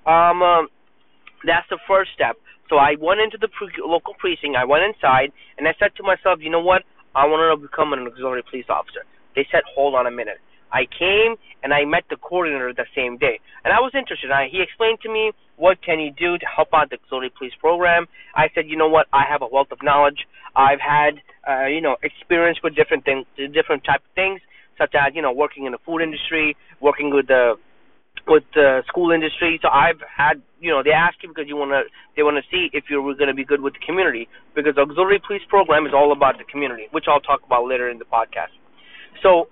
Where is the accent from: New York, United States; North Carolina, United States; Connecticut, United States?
New York, United States; New York City; I was born and raised in Brooklyn, New York